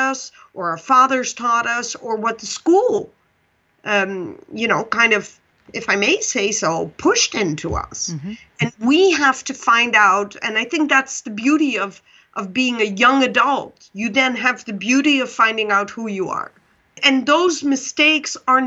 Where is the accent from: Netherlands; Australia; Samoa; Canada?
Netherlands; English is a second language; moved away; also born or lived in Pakistan; I'm Dutch